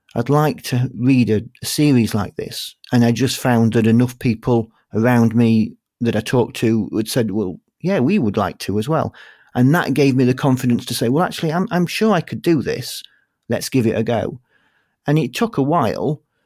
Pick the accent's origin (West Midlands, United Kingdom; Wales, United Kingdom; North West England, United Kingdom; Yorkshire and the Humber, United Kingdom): Yorkshire and the Humber, United Kingdom; accent: Yorkshire; my Yorkshire accent